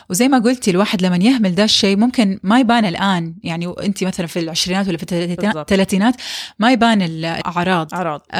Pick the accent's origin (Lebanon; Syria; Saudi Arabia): Saudi Arabia; مثلا عندنا في السعوديه نقص كبير من الفيتامين دي